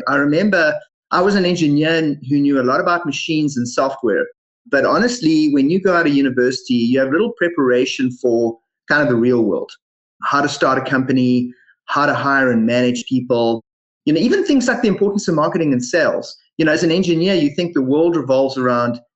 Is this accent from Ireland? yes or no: no; South Africa; moved away as an adult; now in Canada; as you guys can hear from my funny accent and you mentioned before, I was originally born in South Africa